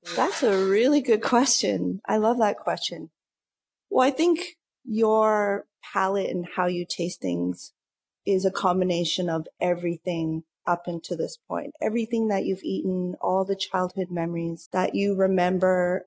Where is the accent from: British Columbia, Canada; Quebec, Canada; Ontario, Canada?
Ontario, Canada; Lindsay; now in Toronto, Canada; I'm from Lindsay, which is a small town east